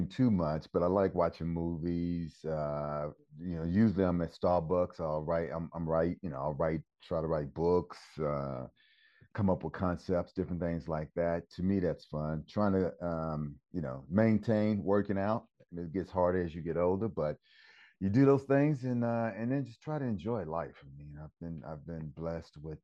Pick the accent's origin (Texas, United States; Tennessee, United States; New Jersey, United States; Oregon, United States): Texas, United States; Austin; moved away; I grew up in Texas, Austin